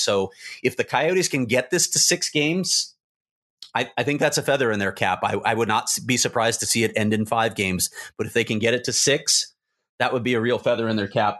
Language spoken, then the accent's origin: English; Chicago, Illinois, United States; I grew up in Chicago